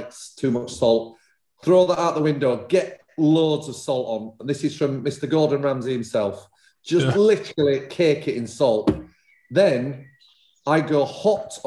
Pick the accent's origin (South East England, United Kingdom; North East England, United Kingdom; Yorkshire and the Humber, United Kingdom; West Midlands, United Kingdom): Yorkshire and the Humber, United Kingdom; Leeds; moved away as an adult; now in London, United Kingdom; I grew up in Leeds eating egg and chips